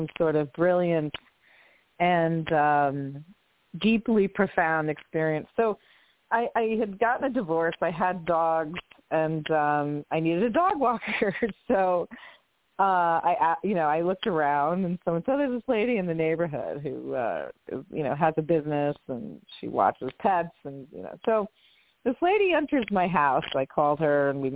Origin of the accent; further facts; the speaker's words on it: Monmouth County, New Jersey, United States; moved away as an adult; also born or lived in Manhattan, New York; When I got to college, I went from, you know, rural New Jersey to I was raised in Monmouth County. And then came into like Manhattan at 18 in 1989.